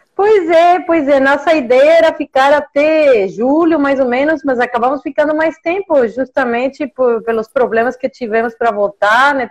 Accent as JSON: {"language": "Portuguese", "country": "Mexico", "tie": "born or raised there", "also_born_or_lived": "Massachusetts, United States / Italy / Prague / Canada", "second_language": "Portuguese", "moved": "as an adult", "said": "Nasci e cresci no México"}